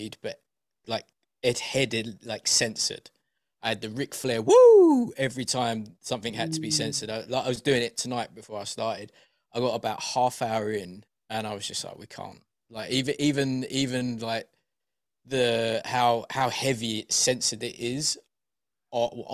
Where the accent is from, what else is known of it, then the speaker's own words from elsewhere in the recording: Essex, East of England, United Kingdom; also born or lived in East London; now in London, United Kingdom; I'm from Deep Essex, and then moved to East London